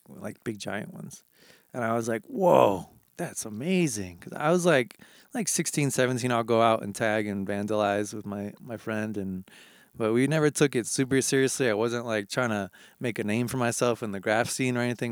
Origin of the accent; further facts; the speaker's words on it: New Hampshire, United States; moved away; I grew up in New Hampshire